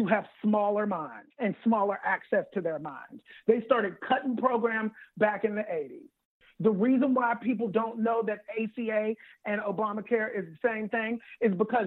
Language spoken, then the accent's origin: English; Pittsburgh, Pennsylvania, United States; I'm from Pittsburgh.